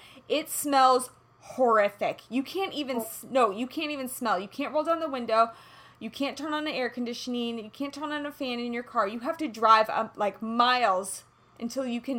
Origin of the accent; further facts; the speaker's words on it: Kansas City, Kansas, United States; I'm from Kansas